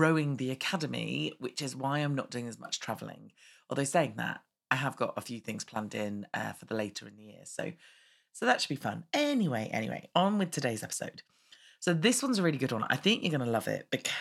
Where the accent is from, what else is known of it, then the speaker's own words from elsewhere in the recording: United Kingdom; we're British